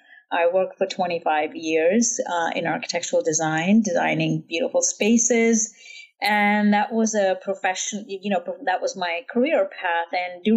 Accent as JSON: {"language": "English", "region": "Jammu and Kashmir", "country": "India", "tie": "born or raised there", "said": "And I grew up in Kashmir in the foothills of the Himalayas."}